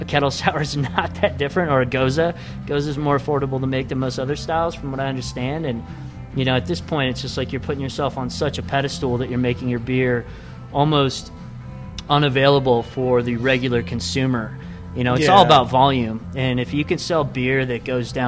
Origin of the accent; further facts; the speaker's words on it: Wisconsin, United States; now in Colorado, United States; growing up in Wisconsin